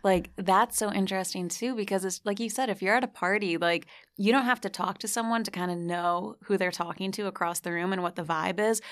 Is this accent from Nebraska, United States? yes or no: no; New Jersey, United States; moved away; also born or lived in Ireland / New Zealand; I grew up in Jersey like you.